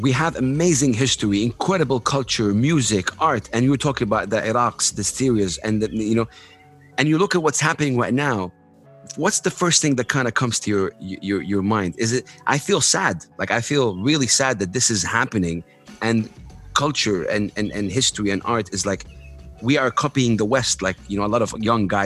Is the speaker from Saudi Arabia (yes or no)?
yes; Saudi Arabia; I'm from Saudi Arabia